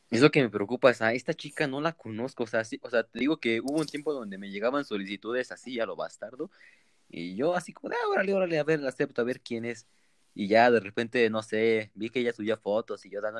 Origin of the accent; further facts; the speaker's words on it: Mexico City, Mexico; que sí conociera a alguien de Azcapotzalco, yo soy de Vallejo y...